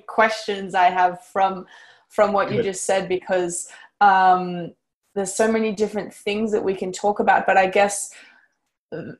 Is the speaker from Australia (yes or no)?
yes; Canberra, Australian Capital Territory, Australia; growing up in Canberra